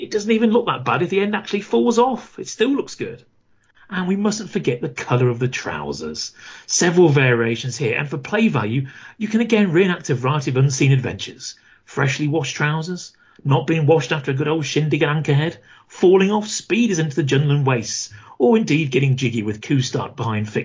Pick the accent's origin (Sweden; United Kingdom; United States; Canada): United Kingdom; we are British